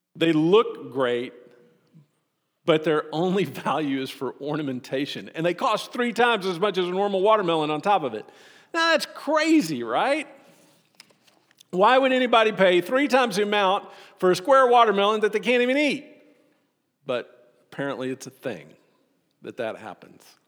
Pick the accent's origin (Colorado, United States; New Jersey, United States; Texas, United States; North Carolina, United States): Texas, United States; Austin; Growing up in Austin, whenever we would have family come and visit us from Hope